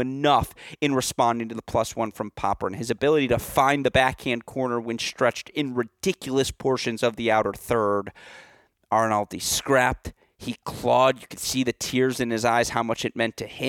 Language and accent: English; United States; I'm American